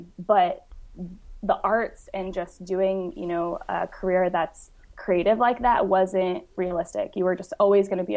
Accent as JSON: {"language": "English", "town": "Grandview", "region": "Washington", "country": "United States", "tie": "born or raised there", "moved": "yes", "said": "I grew up in a really, really small podunk town in Washington. It's about like 3 hours east of Seattle"}